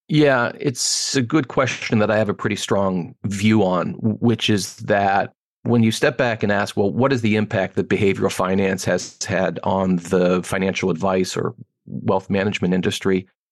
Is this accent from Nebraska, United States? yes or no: no; Pittsburgh, Pennsylvania, United States; moved away as an adult; also born or lived in Ann Arbor, Michigan / Washington, D.C.; now in Chicago, United States; I grew up in Pittsburgh, Pennsylvania. I live in Chicago now, but born and raised in Pittsburgh